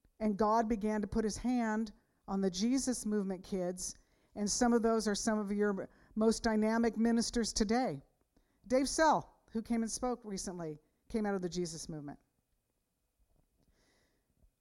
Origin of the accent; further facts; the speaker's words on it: San Jose, California, United States; I grew up in San Jose